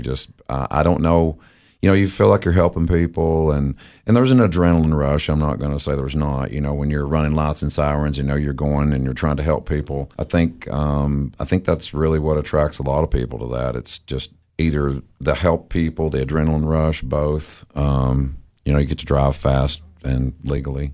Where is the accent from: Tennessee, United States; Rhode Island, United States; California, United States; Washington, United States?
Tennessee, United States; Crossville; moved away as an adult; now in Cookeville, United States; I was born in Crossville, uh, graduated from Cumberland County